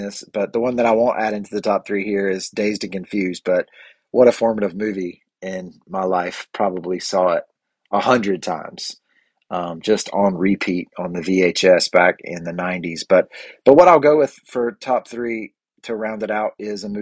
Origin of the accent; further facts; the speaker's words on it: the Bible Belt, United States; I grew up in the Bible Belt kind of fundamentalist culture